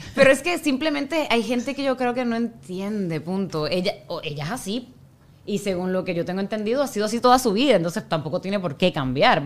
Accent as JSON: {"language": "Spanish", "country": "Puerto Rico", "moved": "yes", "said": "yo soy puertorriqueña, cuando vamos a Puerto Rico"}